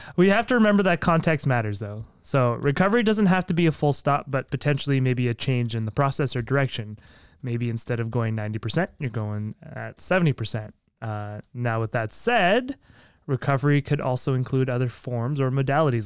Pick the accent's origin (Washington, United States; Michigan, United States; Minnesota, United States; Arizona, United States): Minnesota, United States; I'm a fellow Minnesotian